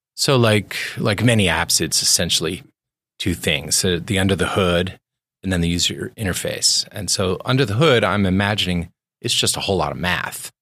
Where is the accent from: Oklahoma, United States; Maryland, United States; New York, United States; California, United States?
Maryland, United States; I grew up in Maryland